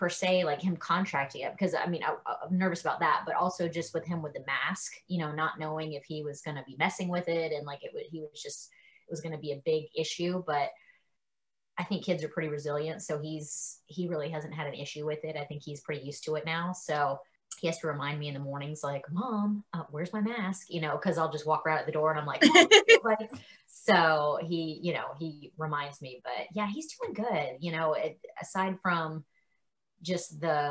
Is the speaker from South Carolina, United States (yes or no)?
yes; South Carolina, United States; moved away as an adult; also born or lived in New Orleans; now in Nashville, United States; I'm from South Carolina